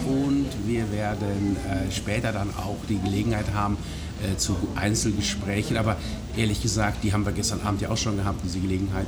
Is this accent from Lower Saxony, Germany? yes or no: no; Breckerfeld, North Rhine-Westphalia, Germany; also born or lived in Hagen; Ich bin direkt bei Schalksmühle groß geworden, Nein. und zwar in Breckerfeld